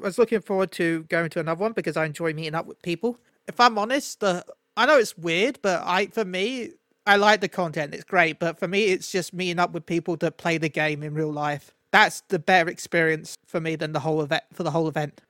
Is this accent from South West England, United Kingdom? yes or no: no; London, United Kingdom; I was born in London